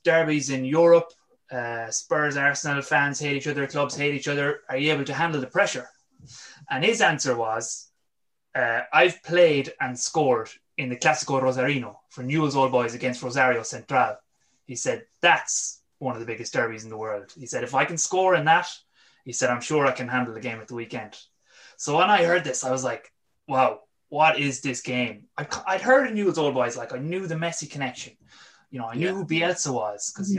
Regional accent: west of Ireland, Ireland; also born or lived in London; my accent is definitely not Argentine. I'm from the west of Ireland

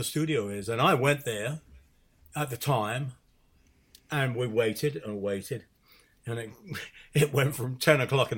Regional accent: United Kingdom; being a British musician, and particularly coming from the jazz side

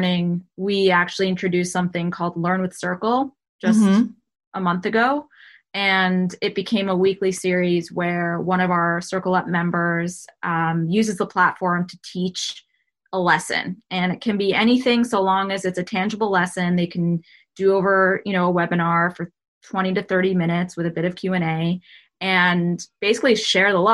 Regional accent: New York, United States; I'm from New York

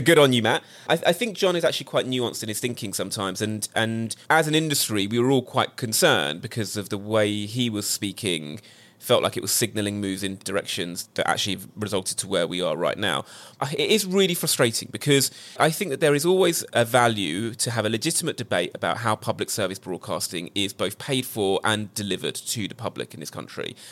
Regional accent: United Kingdom; As a Brit

